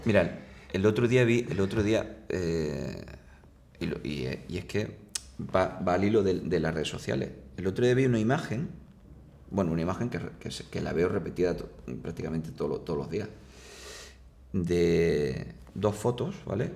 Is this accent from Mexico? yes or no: no; Seville, Andalusia, Spain; soy de Sevilla